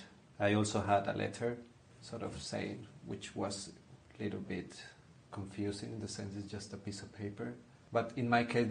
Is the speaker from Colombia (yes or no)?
yes; Colombia; moved away as an adult; now in Malmö, Sweden; for me, like from Colombia